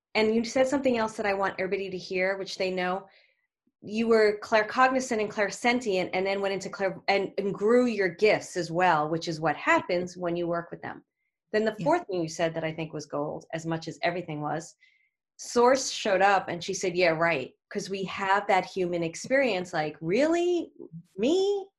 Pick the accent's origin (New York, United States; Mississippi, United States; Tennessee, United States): New York, United States; New York City; accent: Brooklyn; There's my Brooklyn accent